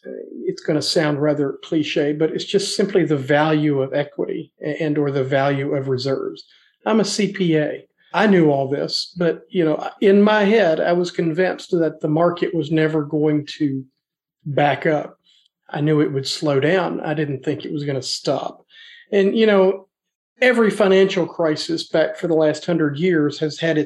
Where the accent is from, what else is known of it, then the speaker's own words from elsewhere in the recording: Nashville, Tennessee, United States; also born or lived in northern Alabama; I grew up in the Nashville area